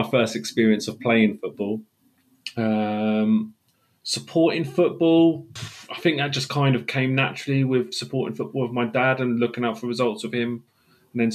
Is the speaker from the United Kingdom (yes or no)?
yes; England, United Kingdom; I live in England, always have done.